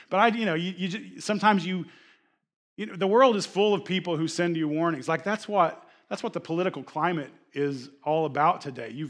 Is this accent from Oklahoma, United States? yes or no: yes; Oklahoma, United States; my attitude was like I came from Oklahoma. We have every type of weather and it changes every hour.